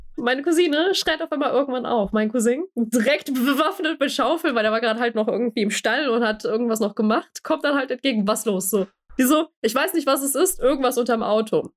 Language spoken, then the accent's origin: German; Germany; also born or lived in Bosnia; Deutsch, in Deutschland als quasi Stadtkind aufgewachsen